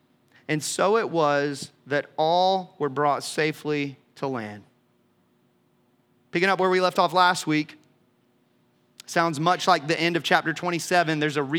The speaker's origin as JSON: {"language": "English", "country": "Malta", "tie": "born or raised there", "said": "South of Sicily, my hometown, the island of Malta. That little island, just so you know, look around."}